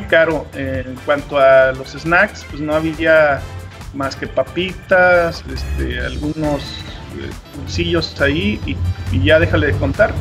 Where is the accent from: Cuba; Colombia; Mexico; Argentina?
Mexico; así como buen mexicano